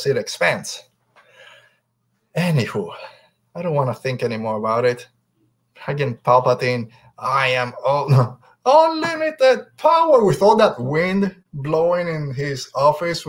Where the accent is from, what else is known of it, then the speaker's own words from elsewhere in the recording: Puerto Rico; I'm from Puerto Rico